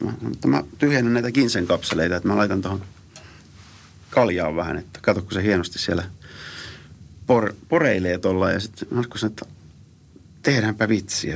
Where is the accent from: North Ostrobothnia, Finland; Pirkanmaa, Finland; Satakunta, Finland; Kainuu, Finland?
Pirkanmaa, Finland; Tampere; moved away as an adult; also born or lived in Sweden / New York, United States; mä oon Suomesta